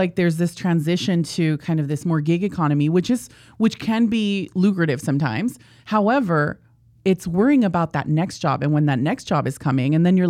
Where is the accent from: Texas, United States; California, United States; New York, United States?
California, United States; National City; Yeah, I was born and raised in San Diego. My mom is technically like the first generation here in the United States.